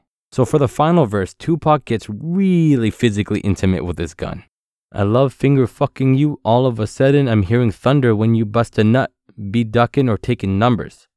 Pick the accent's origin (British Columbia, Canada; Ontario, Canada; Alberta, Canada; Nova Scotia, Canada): Ontario, Canada; Ottawa; growing up in Ottawa.